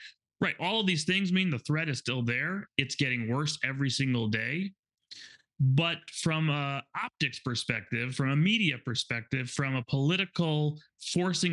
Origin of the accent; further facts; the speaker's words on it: Chicago, Illinois, United States; I'm from Chicago